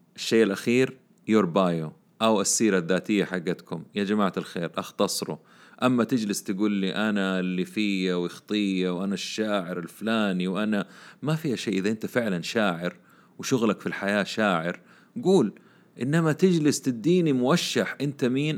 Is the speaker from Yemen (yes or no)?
no; Saudi Arabia; عندنا في السعودية